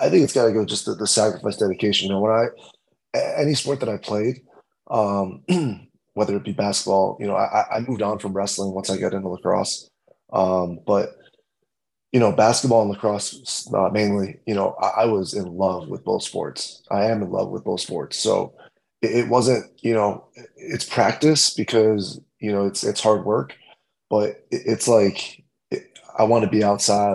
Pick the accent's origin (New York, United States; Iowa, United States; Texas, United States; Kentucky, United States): New York, United States; Rochester; I grew up in um, Rochester